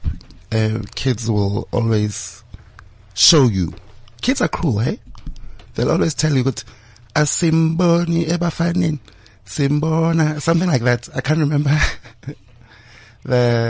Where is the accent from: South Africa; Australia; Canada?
South Africa; Johannesburg, Gauteng; Born and bred in Gomorrah